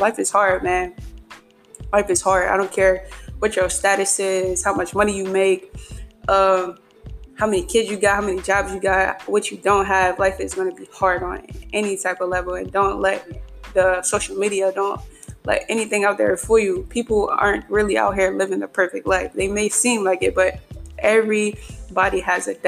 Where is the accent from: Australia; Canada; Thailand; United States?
United States; Philadelphia, Pennsylvania; I'm from Philadelphia, Pennsylvania, home of the Super Bowl champions, Philadelphia Eagles